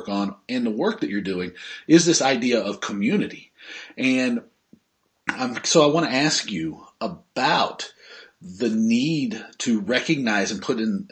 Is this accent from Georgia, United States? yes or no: yes; Northern Georgia, United States; I grew up in Northern Georgia